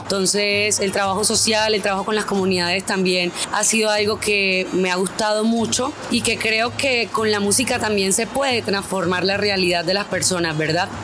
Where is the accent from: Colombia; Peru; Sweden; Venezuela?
Colombia; San Pablo, Bolívar; nací en San Pablo Sur de Bolívar el 13 de febrero del 1993